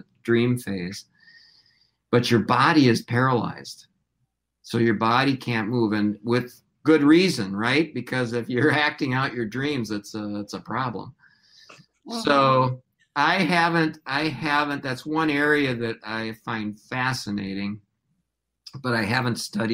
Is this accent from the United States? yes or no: yes; Hopkins, Minnesota, United States; also born or lived in Detroit, Michigan; I grew up in Minnesota. I grew up in Hopkins.